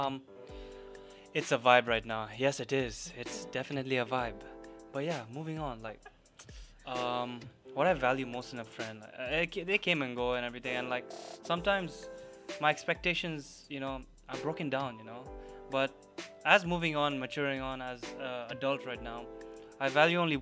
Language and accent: English; Dubai, United Arab Emirates; Growing up in Dubai